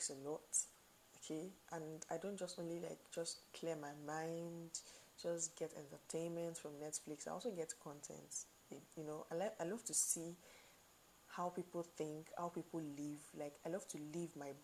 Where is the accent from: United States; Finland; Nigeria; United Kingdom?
Nigeria; I stay in Nigeria. We're Nigerian.